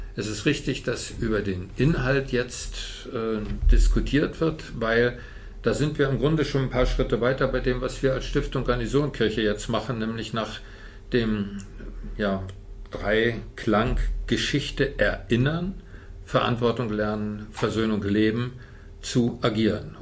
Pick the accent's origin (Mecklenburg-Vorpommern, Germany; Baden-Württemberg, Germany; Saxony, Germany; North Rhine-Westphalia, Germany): Mecklenburg-Vorpommern, Germany; Rostock; moved away as an adult; also born or lived in Potsdam / Cottbus; geborener Rostocker